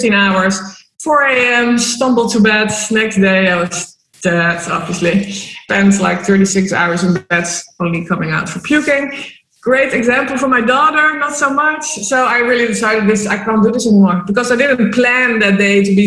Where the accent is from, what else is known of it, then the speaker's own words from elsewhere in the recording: Amsterdam, North Holland, Netherlands; moved away as an adult; also born or lived in Spain / Malta; now in Marbella, Spain; I'm originally from Amsterdam, born and raised